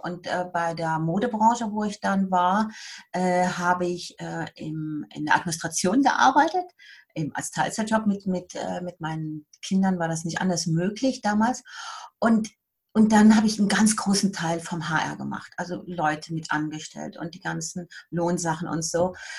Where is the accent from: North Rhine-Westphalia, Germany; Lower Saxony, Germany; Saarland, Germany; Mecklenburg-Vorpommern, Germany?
North Rhine-Westphalia, Germany; Siegburg; moved away as an adult; now in Bern, Switzerland; Ich bin äh, aus der Nähe von Köln